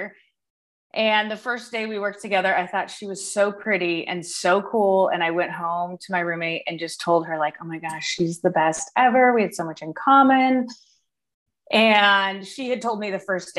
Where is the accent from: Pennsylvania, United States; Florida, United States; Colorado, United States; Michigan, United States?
Colorado, United States; Denver; I grew up in like the suburbs of Denver